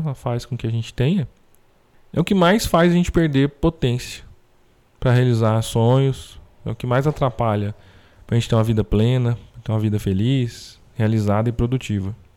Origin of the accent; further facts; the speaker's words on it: Brazil; Como brasileiro